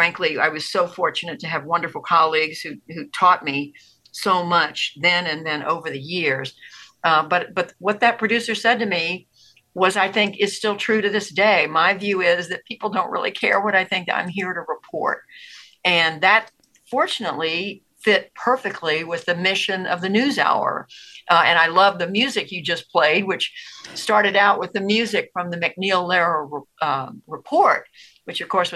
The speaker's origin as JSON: {"language": "English", "town": "Tulsa", "region": "Oklahoma", "country": "United States", "tie": "born there", "also_born_or_lived": "Georgia", "said": "I was born in Tulsa, Oklahoma. I was raised as an Army brat, lived all over the world growing up, spent my high school years in Georgia, went to college in North Carolina."}